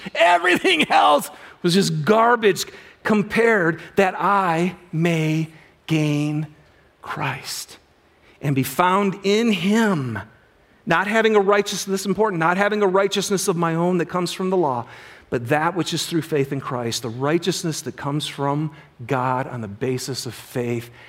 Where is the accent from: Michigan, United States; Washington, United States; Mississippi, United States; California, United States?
Michigan, United States; moved away; I'm from Michigan originally